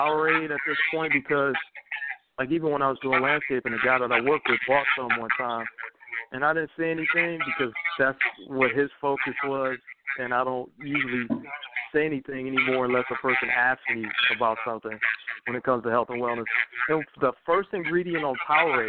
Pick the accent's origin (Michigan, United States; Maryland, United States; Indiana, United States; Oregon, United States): Michigan, United States; Detroit; moved away; also born or lived in Georgia; I'm from Detroit, Michigan originally